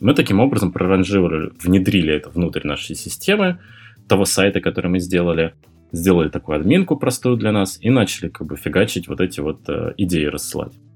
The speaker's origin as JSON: {"language": "Russian", "town": "Murmansk", "region": "Murmansk Oblast", "country": "Russia", "tie": "born or raised there", "moved": "yes", "said": "в тот момент я жил э, у себя на родине в Мурманске"}